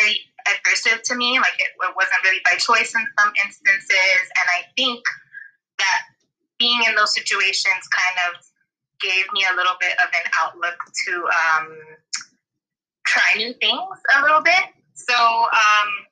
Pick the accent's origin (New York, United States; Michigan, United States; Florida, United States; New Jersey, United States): Florida, United States; moved away as an adult; also born or lived in Atlanta; now in Abu Dhabi, United Arab Emirates; I'm from Florida